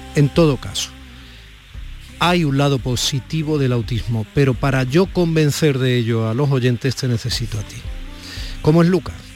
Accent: Andalusia, Spain; also born or lived in Madrid; como tantos andaluces y andaluzas que viven y trabajan en Madrid, como yo lo hice durante tantos años

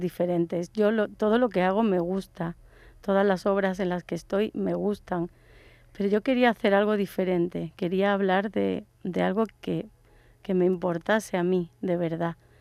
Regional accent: Málaga, Andalusia, Spain; also born or lived in Córdoba; soy de Córdoba, pero me vine con cinco años a Málaga y viví en el palo con mis abuelos

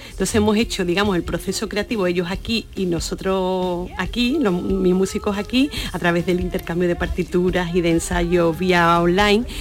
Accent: Sanlúcar, Andalusia, Spain; la peña flamenca de, mi tierra, en la, en la peña Puerto Lucero

